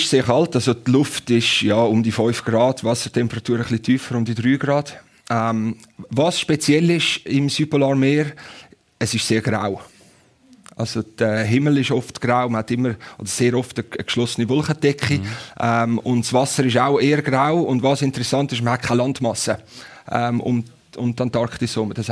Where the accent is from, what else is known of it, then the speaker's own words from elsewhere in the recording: Switzerland; als Schweizer, der am Zürichsee aufgewachsen ist. Ich habe auf dem Zürichsee vor Rapperswil meine ersten Runden von einem Segelschiff gedreht, als ich fünf, fünfjährig war.